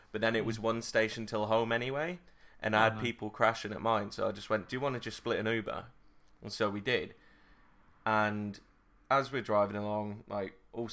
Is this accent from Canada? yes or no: no; United Kingdom; we're British